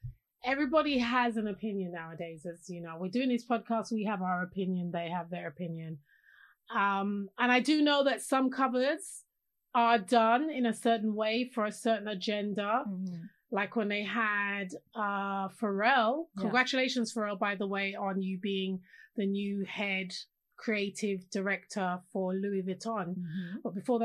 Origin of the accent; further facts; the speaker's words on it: London, United Kingdom; I grew up in London.